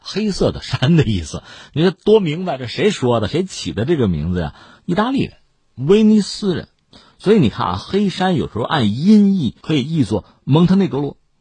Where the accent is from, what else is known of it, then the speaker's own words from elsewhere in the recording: China; 我们中国人